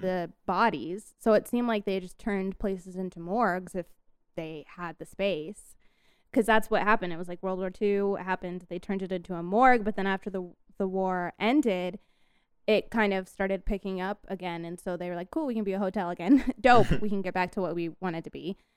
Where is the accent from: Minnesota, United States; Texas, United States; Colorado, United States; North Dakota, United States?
Colorado, United States; I am from Colorado